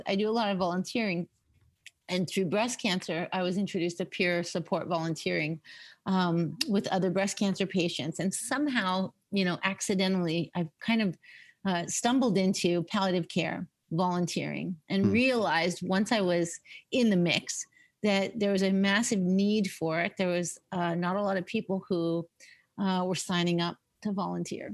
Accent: Winnipeg, Manitoba, Canada; also born or lived in Lexington, Kentucky, United States / Dauphin, Manitoba / Vancouver; now in Toronto, Canada; we moved from Lexington, Kentucky to Dauphin, Manitoba when I was 12.

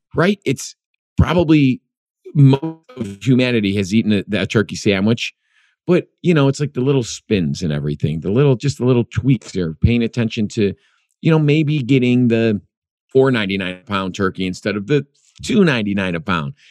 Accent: Chicago, Illinois, United States; I grew up in Chicago, the Midwest.

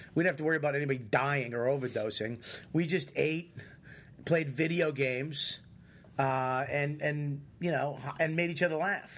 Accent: Boston, Massachusetts, United States; I'm from Boston

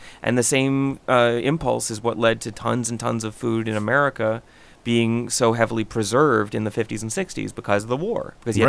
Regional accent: Texas, United States; Growing up in West Texas, you know, in the early 60s, the recipes that my grandmother used to cook for her, that stuff is all designed to survive the desert.

